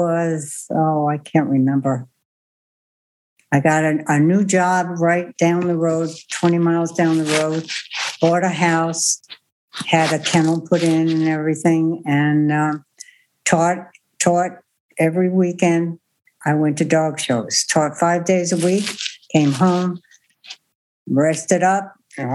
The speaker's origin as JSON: {"language": "English", "region": "Connecticut", "country": "United States", "moved": "yes", "said": "I'm originally from Connecticut"}